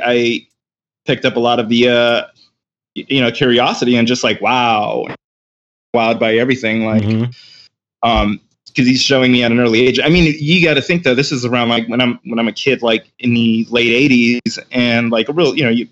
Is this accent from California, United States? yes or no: yes; Huntington Park, South Bay, California, United States; also born or lived in Torrance, California; we had moved away from the Huntington Park area, and that's when I went out to the South Bay.